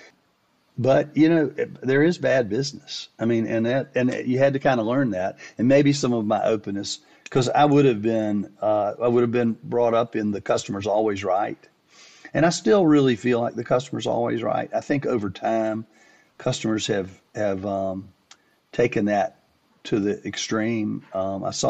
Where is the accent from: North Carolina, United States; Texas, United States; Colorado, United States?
North Carolina, United States; Winston-Salem; I was from Winston-Salem. I grew up in Winston-Salem.